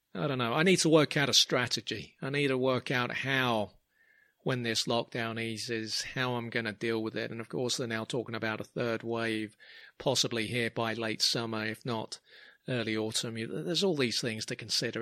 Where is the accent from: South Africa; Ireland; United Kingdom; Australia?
United Kingdom; London; growing up in Clapham